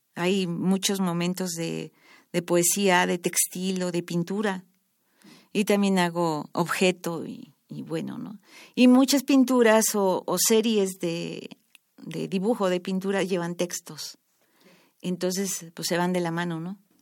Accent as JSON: {"language": "Spanish", "region": "Mexico City", "country": "Mexico", "tie": "born or raised there", "said": "yo nací en, en Coajimalpa, la delegación está de Coajimalpa. Ahí estudié la primaria, la secundaria"}